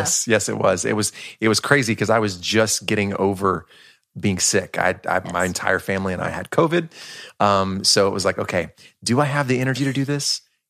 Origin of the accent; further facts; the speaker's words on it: Marietta, Georgia, United States; So I was born and raised in Georgia. Northwest of Atlanta, born there in Marietta, Georgia. And so grew up there, went to school there.